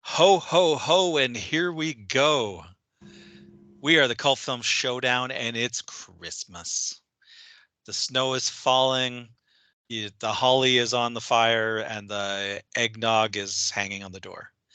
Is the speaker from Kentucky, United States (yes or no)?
no; Minnesota, United States; I'm in Minnesota. I grew up in Minnesota